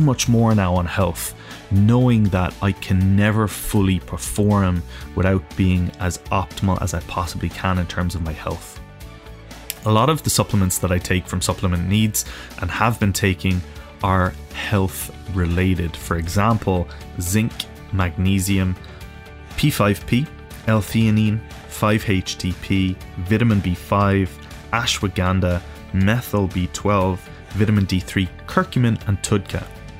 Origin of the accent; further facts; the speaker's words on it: Ireland; moved away as an adult; now in London, United Kingdom; I came from Ireland in the middle of nowhere and I moved over to London with a dream.